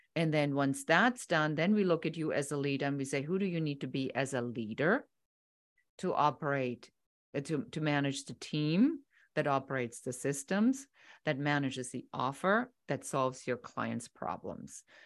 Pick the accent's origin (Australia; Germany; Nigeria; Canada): Germany; moved away as an adult; now in United States; I'm originally from Germany